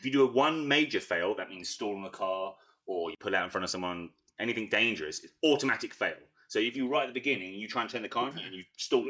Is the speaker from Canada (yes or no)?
no; England, United Kingdom; moved away as an adult; we come from England, obviously, and in England, you can't be on your phone when you're driving, okay?